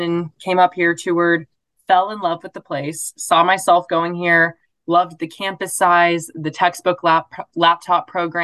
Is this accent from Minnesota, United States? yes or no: no; Joplin, Missouri, United States; I'm from Joplin, Missouri